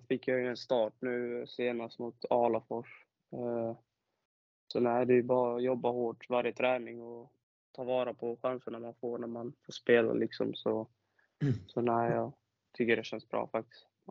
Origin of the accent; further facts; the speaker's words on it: Halmstad, Halland County, Sweden; jag är född och uppvuxen i Halmstad